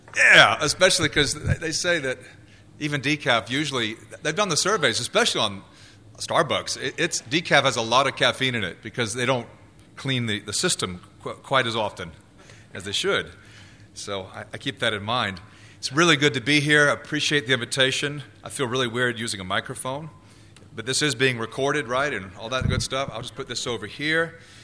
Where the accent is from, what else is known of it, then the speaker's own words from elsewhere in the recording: United States; I was born in the U S. I am an American citizen